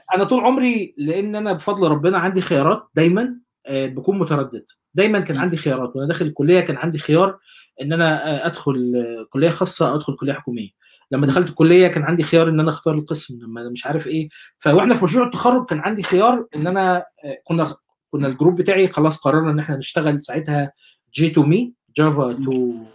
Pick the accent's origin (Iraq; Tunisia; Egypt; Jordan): Egypt; moved away as an adult; also born or lived in Saudi Arabia / United Arab Emirates / Shibin El Kom, Monufia; now in New Zealand; انا عشت اتولدت في مصر وبعدين عشت شويه في السعوديه وشويه في الامارات مع اسرتي قبل ما آه، اكبر يعني وبعدين آه، نزلت مصر بقى اخذت الاعداديه